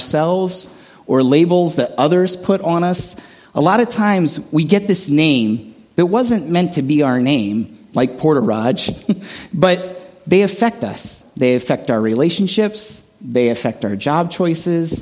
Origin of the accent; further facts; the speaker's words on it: State College, Pennsylvania, United States; I grew up in Central Pennsylvania State College, so I'm in Pennsylvania, so you guys know where that is, that's my hometown